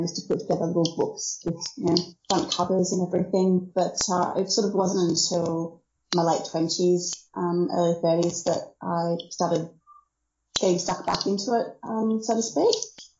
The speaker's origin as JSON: {"language": "English", "town": "Brisbane", "region": "Queensland", "country": "Australia", "said": "Well, yes, I'm from Brisbane, Australia, though I've lived around most of the country."}